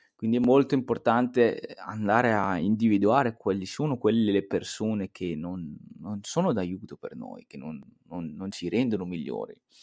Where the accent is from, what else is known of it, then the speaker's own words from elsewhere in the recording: Italy; E in Italia, in Italia abbiamo questo detto qui, chi fa da sé fa per tre